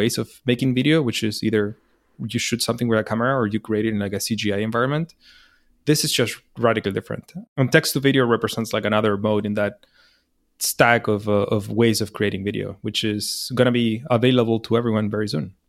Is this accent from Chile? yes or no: yes; Chile; moved away as an adult; also born or lived in New York, United States; I'm from Chile